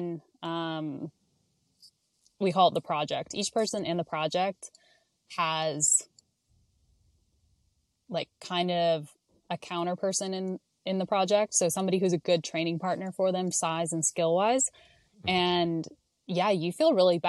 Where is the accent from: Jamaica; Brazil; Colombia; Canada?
Canada; I'm Canadian